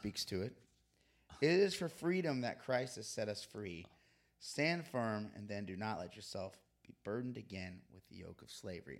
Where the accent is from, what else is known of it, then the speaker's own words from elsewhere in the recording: Florida, United States; growing up in Florida